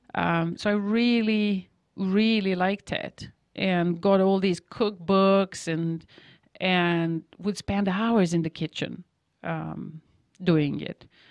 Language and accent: English; Novi Sad, Vojvodina, Serbia; born or raised there; English is a second language; moved away as an adult